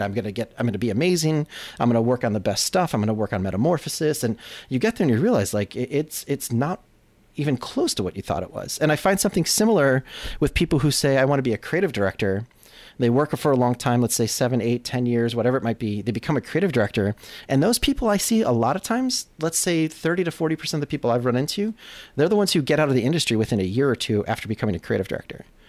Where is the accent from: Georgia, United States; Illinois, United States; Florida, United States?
Illinois, United States; Chicago; moved away as an adult; also born or lived in Los Angeles; Digital Kitchen, which was my hometown kind of studio. When I left Chicago to go to L